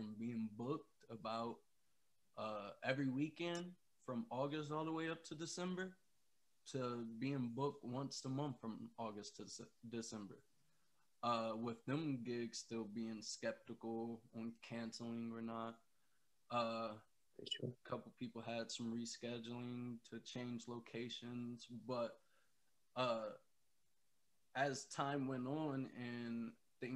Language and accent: English; Ohio, United States; We're both from Ohio